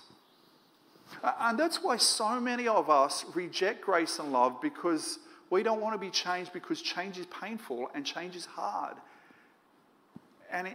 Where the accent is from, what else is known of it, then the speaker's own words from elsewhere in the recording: Moree, New South Wales, Australia; now in Sydney, Australia; I grew up in Moree, northwest New South Wales